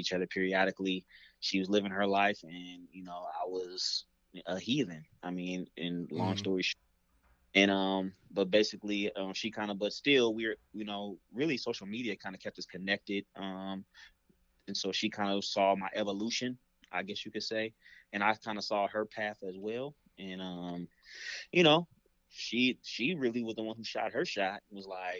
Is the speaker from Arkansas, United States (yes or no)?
no; Seattle, Washington, United States; I'm born and raised in Seattle, so I love Seattle